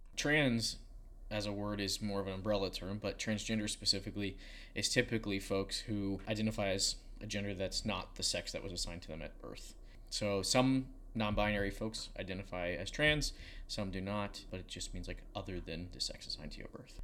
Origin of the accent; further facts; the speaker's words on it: Southern Maryland, United States; I grew up in Southern Maryland